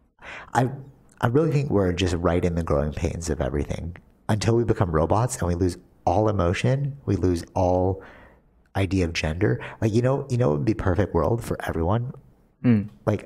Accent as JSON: {"language": "English", "country": "Canada", "said": "we're Canadian"}